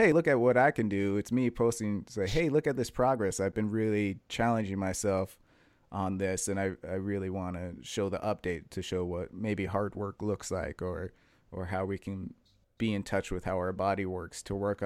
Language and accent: English; Western Massachusetts, United States; I'm from Western Mass.